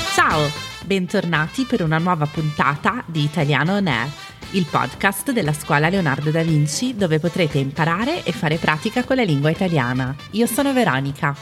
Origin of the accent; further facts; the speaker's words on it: Milan, Lombardy, Italy; Milano, che è la mia città natale